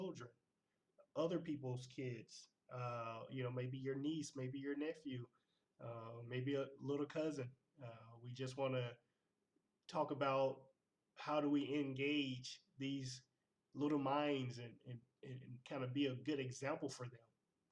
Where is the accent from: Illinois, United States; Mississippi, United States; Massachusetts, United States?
Mississippi, United States; Clarksdale; moved away; Born and raised in Clarksdale, Mississippi